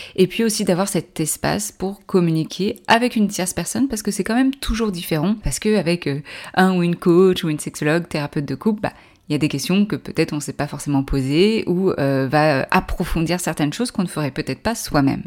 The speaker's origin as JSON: {"language": "French", "country": "France", "said": "Je suis française"}